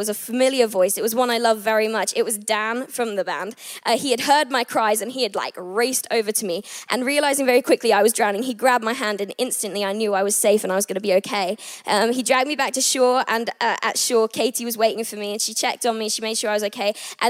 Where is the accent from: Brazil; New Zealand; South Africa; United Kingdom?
United Kingdom; England; also born or lived in Abu Dhabi / Thailand / United States; I was born in Abu Dhabi. Then I moved to Thailand, and then I moved to America. And then I finally ended up here in England, where I am originally from, which is really exciting.